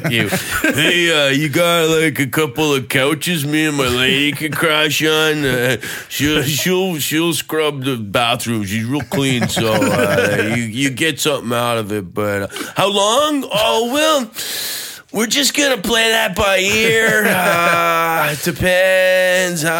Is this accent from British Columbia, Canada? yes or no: yes; Vancouver, British Columbia, Canada; I'm from Vancouver and uh, and I gave it a go.